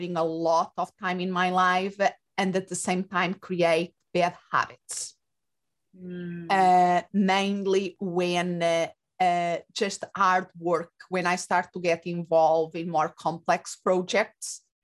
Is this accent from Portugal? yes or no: yes; Portugal; moved away as an adult; also born or lived in England / Spain; now in United States; I was born and raised in Portugal